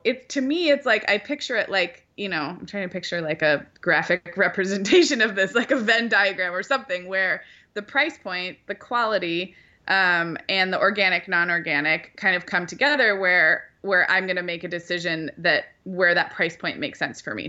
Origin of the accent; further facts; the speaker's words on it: Santa Barbara, California, United States; moved away; growing up in Santa Barbara